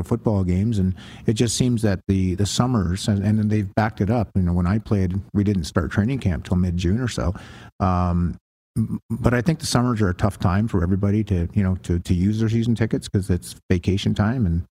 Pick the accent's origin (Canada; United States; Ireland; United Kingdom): Canada; I'm Canadian.